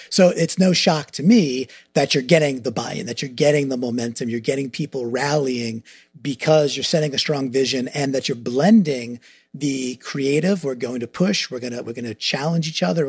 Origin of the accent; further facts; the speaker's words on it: New York, United States; I'm a New Yorker, I'm a Mets fan, woe is me, but I'm a Mets fan, so I'm a big baseball guy too.